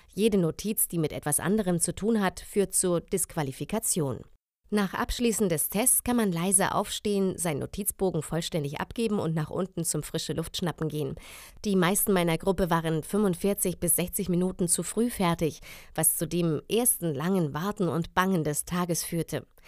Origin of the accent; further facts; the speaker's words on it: Germany; Ich komme aus dem Grenzgebiet Bayern-Hessen